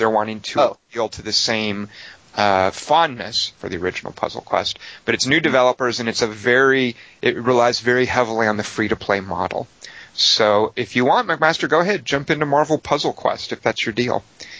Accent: Los Angeles, California, United States; because I'm here from Los Angeles, you know, and we don't have a lot of cold weather.

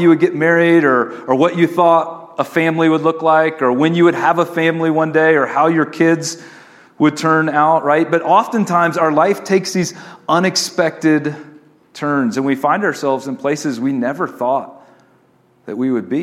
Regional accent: East Coast, United States; moved away as an adult; also born or lived in Austin, Texas; I was from the East Coast

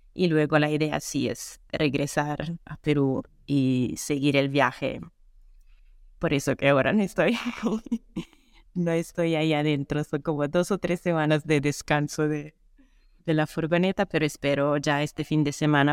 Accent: Italy; Spanish is a second language; moved away as an adult; also born or lived in Canada; Yo soy italiana y viajera full time desde 2018

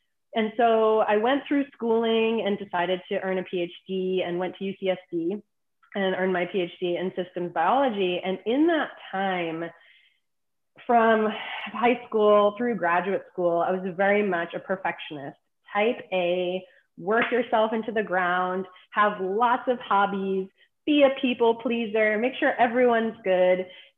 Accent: East Coast, United States; And I grew up on the East Coast.

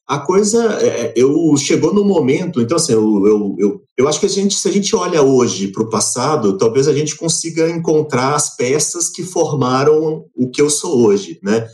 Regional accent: Belo Horizonte, Minas Gerais, Brazil; now in Diamantina, Brazil; eu nasci em Belo Horizonte, fui criado ali na Zona Sul, na região do Sion

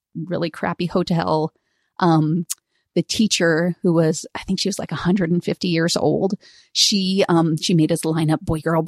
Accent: California, United States; moved away as an adult; also born or lived in Santa Barbara, California / Albany, California / Seattle, Washington; now in Portland, United States; We moved when I was a kid from Santa Barbara up to Northern California, to Albany in the East Bay

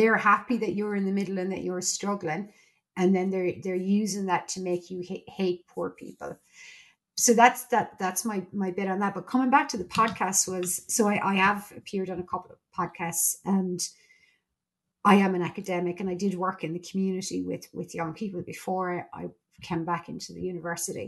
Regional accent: Ireland; I'm Irish and I'm a member of the EU

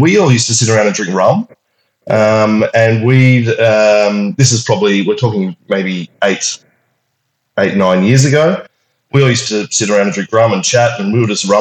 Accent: Sydney, New South Wales, Australia; also born or lived in Melbourne; Born and bred in Sydney

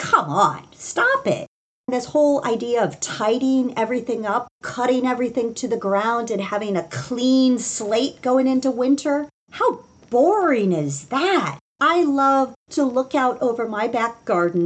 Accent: Indiana, United States; now in Washington, DC, United States; I grew up in Indiana.

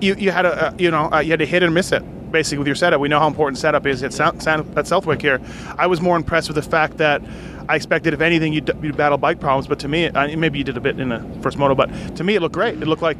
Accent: Canada; Obviously, me being Canadian

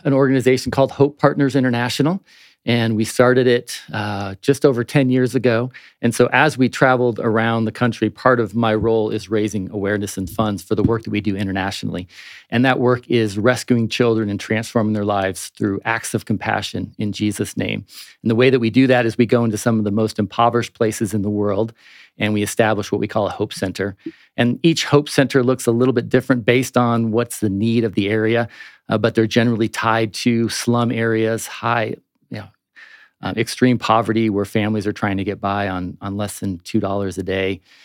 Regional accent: Phoenix, Arizona, United States; now in Prescott, United States; I grew up down in Phoenix

